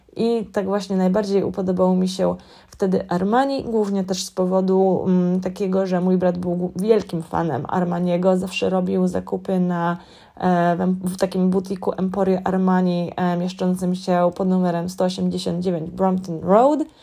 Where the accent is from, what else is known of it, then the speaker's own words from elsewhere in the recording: Warsaw, Masovian Voivodeship, Poland; moved away as an adult; now in London, United Kingdom; pochodzę z warszawskiego Gocławia